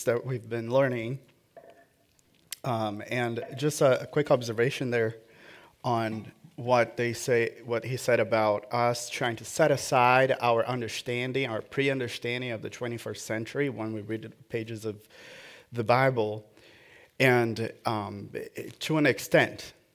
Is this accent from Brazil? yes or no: yes; Brazil; born or raised there